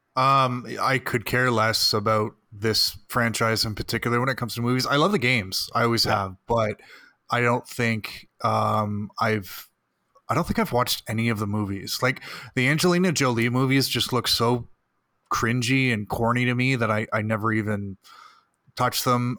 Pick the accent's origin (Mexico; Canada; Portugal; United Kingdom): Canada; Burlington, Ontario; my hometown of Burlington